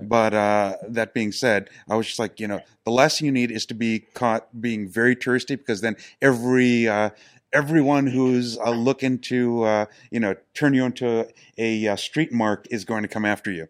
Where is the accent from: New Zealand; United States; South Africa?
United States; New York City, New York; I'm from New York City, so I'm the native